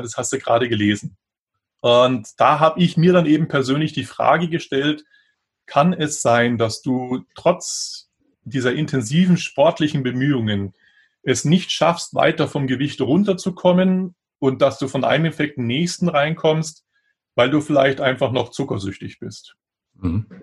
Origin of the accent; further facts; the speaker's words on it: Munich, Bavaria, Germany; also born or lived in Gräfelfing; Also geboren bin ich in Grefelfing, das ist ein Vorort von München, aber der ist inzwischen fast schon eingewachsen. Also es gehört mhm. schon fast zu München dazu. Aber das war nur die Geburtsklinik und dann ja, aufgewachsen, dann eben in München